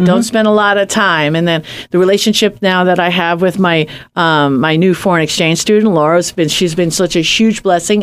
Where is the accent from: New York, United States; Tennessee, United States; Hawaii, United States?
New York, United States; moved away; I'm from New York